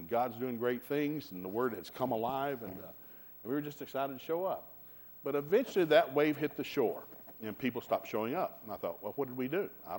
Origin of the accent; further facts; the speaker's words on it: Hixson, Tennessee, United States; I grew up in Hickson, Tennessee. It's a very rural area north of Chattanooga